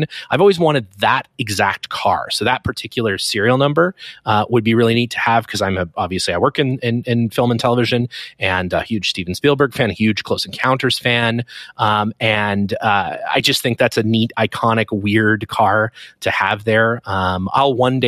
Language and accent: English; Canada; I'm obviously Canadian